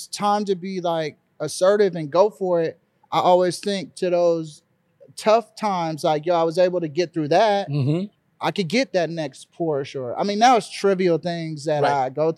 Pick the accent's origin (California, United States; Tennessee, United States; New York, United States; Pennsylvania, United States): California, United States; Los Angeles; I was raised in South Central LA.